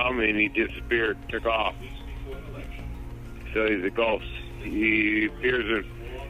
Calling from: Everett, Washington, United States; Just north of Seattle, Everett.

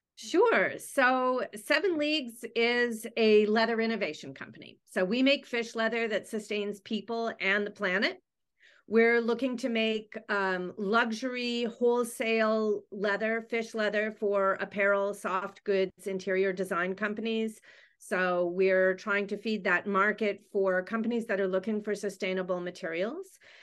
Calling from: Vancouver, British Columbia, Canada; I am calling in from Vancouver, British Columbia, Canada.

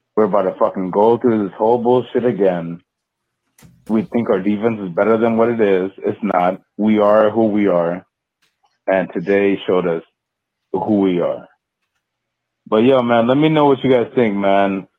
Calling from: California, United States; I come up calling from California

